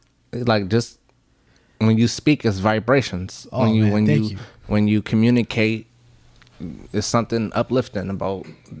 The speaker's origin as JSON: {"language": "English", "region": "Texas", "country": "United States", "tie": "born or raised there", "also_born_or_lived": "Richmond", "said": "I was born in Texas and I was raised somewhat in Texas, but I was back and forth from Richmond to Houston."}